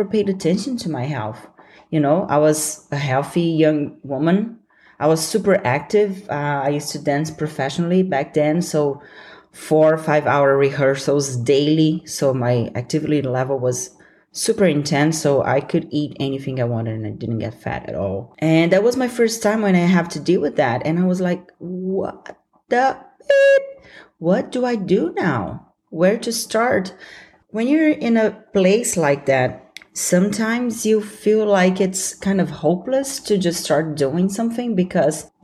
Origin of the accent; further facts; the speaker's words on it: Brazil; accent: Brazilian; I'm working on removing my Brazilian accent